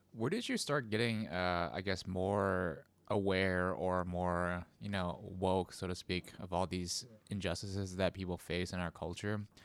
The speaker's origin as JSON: {"language": "English", "country": "United States", "said": "my parents were immigrants, so, I was a first generation American"}